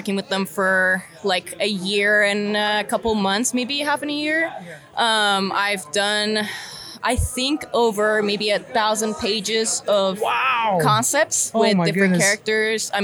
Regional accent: Turkey; moved away as an adult; now in United States; growing up in Turkey

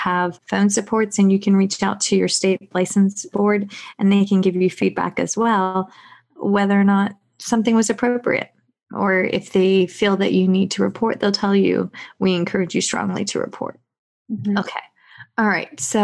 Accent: Virginia, United States; now in South Carolina, United States; I am not from South Carolina. I'm from Virginia

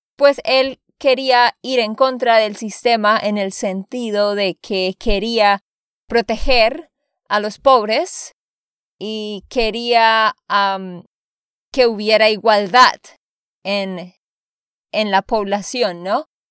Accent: Santander, Colombia; de Santander, Colombia

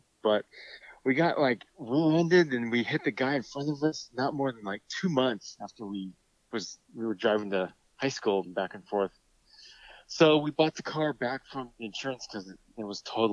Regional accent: San Jose, California, United States; We grew up in San Jose, California.

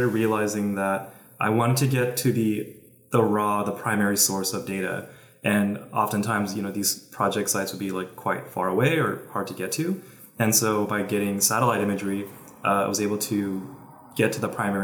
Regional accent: California, United States; So I'm from California. I've been living in the Bay Area for about 10 years

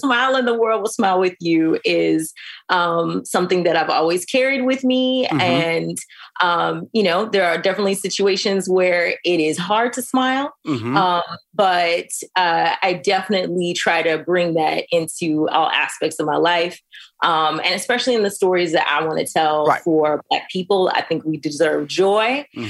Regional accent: the South, United States; going there as an 18-year-old after growing up in the South and the Midwest.

